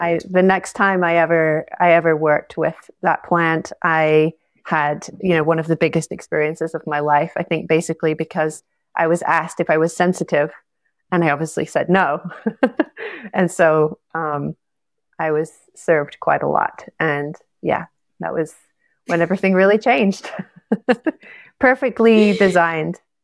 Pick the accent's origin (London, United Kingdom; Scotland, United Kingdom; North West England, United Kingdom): Scotland, United Kingdom; moved away as an adult; also born or lived in Costa Rica; I'm from Scotland originally